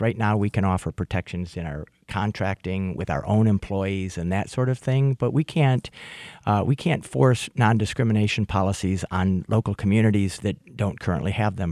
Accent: St. Clair Shores, Michigan, United States; now in Oakland County, United States; I grew up in Macomb County. People don't always know that I grew up in St. Clair Shore

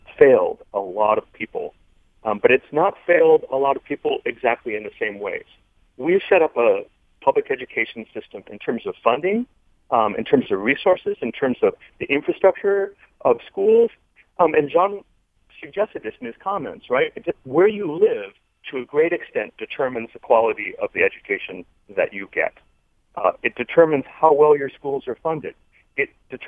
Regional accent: Farmington Hills, Michigan, United States; I grew up in Farmington Hills, too, for part of my childhood.

